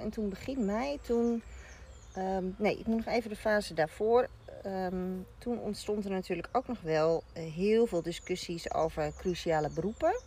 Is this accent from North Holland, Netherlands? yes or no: no; Rotterdam, South Holland, Netherlands; ik daar als Rotterdammer binnenkwam